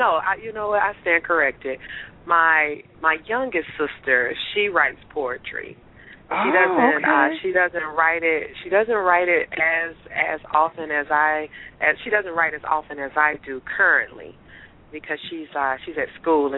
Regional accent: Atlanta, Georgia, United States; also born or lived in Lithonia, Georgia; I grew up in Atlanta, Georgia, and actually when I was actually born at Grady, and we lived in the city until I was maybe in the fourth or fifth grade, and then we moved out to Lithonia

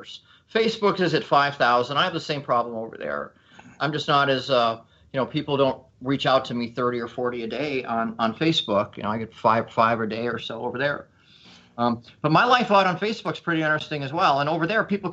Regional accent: Denver, Colorado, United States; born and raised in Denver

